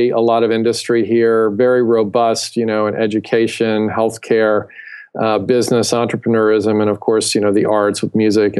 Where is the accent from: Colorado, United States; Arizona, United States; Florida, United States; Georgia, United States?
Georgia, United States; Atlanta; Originally from the Southeast, from the Atlanta area, but really since that time from all over.